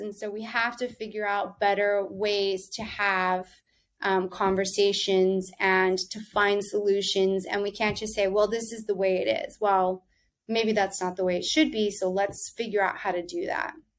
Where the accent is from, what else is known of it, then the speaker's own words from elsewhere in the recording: Texas, United States; now in New York, United States; where I grew up was in Texas, right along the border of Mexico